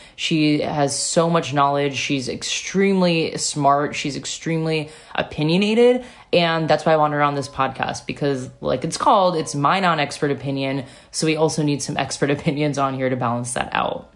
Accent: Satellite Beach, Florida, United States; moved away; I grew up in Satellite Beach, Florida, a one mile beach town

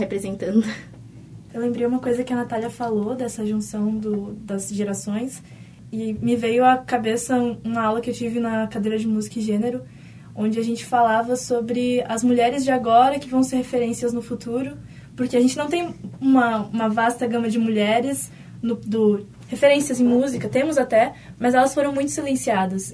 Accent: São Paulo, Brazil; now in Porto Alegre, Brazil; eu não sou daqui, né? Eu sou de São Paulo

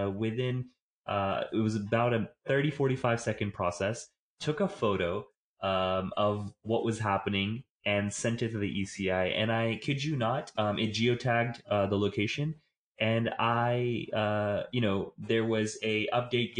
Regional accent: Haryana, India; moved away; I was in India in September and October in Haryana, which is my home state

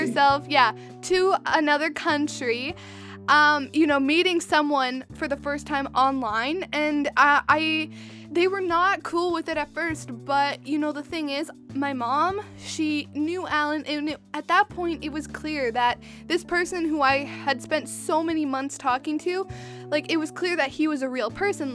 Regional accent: Western Canada, Canada; I'm from Western Canada

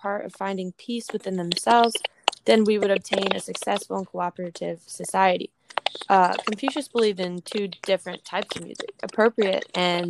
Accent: Staten Island, New York, United States; I'm from Staten Island, New York.

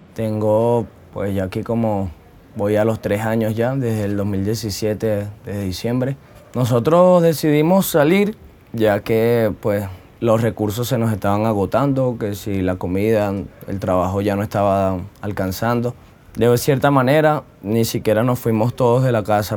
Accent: Valencia, Carabobo, Venezuela; now in Medellín, Colombia; Soy de Venezuela, estado Carabobo, eh, municipio Valencia.

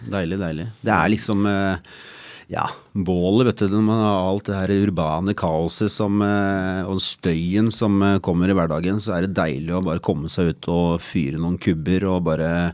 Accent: Asker, Akershus, Norway; jeg kommer fra Asker

